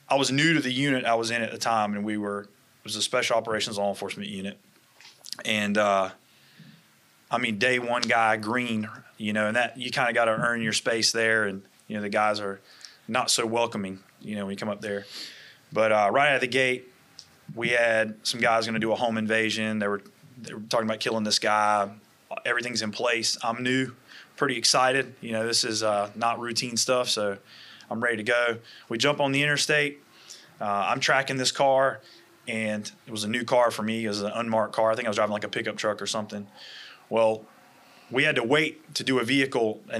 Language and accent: English; Wilson, North Carolina, United States; moved away; also born or lived in Florida; Initially in a smaller town, population maybe 40,000, 50,000. Wilson, North Carolina is about 2 hours from here, right outside of Raleigh